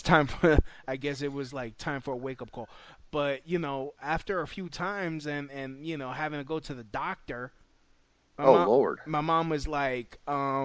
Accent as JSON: {"language": "English", "town": "New York City", "region": "New York", "country": "United States", "tie": "born or raised there", "said": "growing up in Brooklyn"}